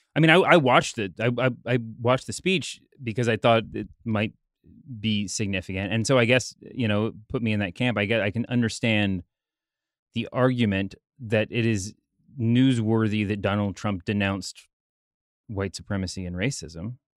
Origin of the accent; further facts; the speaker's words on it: Dallas–Fort Worth area, Texas, United States; we used to read growing up in the Fort Worth Star Telegram